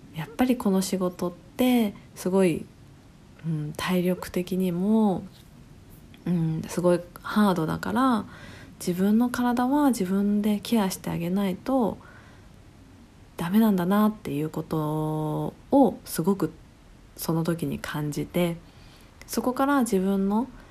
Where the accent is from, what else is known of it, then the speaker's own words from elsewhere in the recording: Tokyo, Japan; moved away as an adult; also born or lived in Australia; now in Shimoda, Japan; もともと生まれは東京ですで東京で割と長く暮らしていて